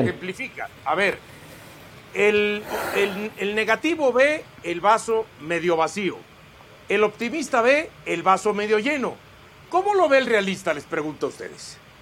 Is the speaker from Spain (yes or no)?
no; Mexico; Como mexicano, como aficionado al fútbol.